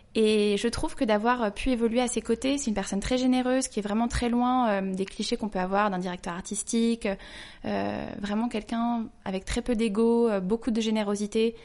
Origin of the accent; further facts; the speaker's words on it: Paris, Île-de-France, France; also born or lived in London; Je suis née à Paris, j'ai grandi à Paris